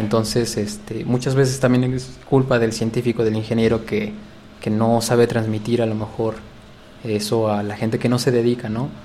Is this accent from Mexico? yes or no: yes; Mexico; moved away; representando a, México, a mi UNAM, este, mis pumas